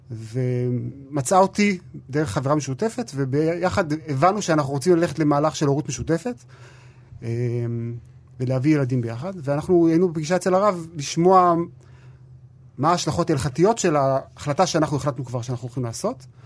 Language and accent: Hebrew; Alon Shvut, West Bank, Israel; גדלתי והתחנכתי באלון שבות, בבית ספר היסודי שם, אחרי זה בישיבת נווה שמואל באפרת, ובישיבת הקיבוץ הדתי בעין צורים.